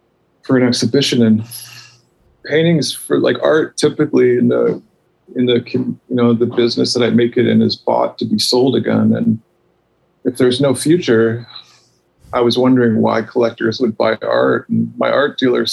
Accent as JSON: {"language": "English", "country": "Canada", "said": "I'm Canadian."}